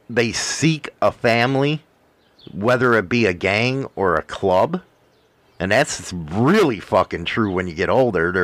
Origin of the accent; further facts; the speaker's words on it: Midwest, United States; I come from Midwest